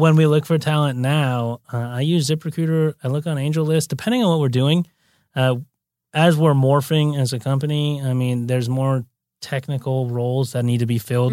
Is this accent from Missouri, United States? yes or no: no; Santa Monica, California, United States; also born or lived in Brazil; I'm born and raised native. So I grew up in Santa Monica